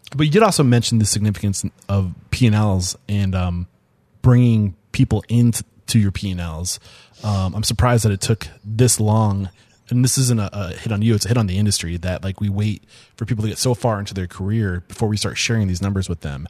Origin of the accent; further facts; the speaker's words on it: Portsmouth, New Hampshire, United States; I'm from the Portsmouth area